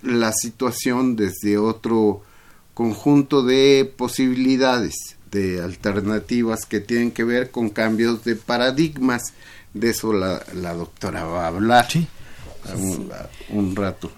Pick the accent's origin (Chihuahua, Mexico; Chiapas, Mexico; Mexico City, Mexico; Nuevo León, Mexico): Mexico City, Mexico; allá en mi pueblo, en Iztapalapa